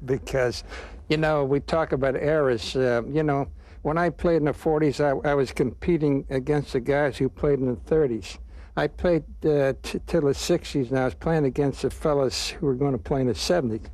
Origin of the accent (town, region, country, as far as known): Donora, Pennsylvania, United States; born or raised there; moved away